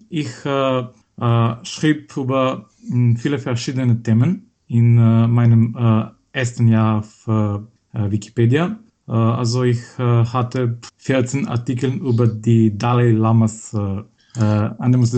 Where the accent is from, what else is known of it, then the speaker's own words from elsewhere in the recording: Skopje, North Macedonia; German is a second language; äh, aus Skopje, Mazedonien. Äh, ich wurde 1990 geboren in Skopje und ich bin in derselben Stadt aufgewachsen.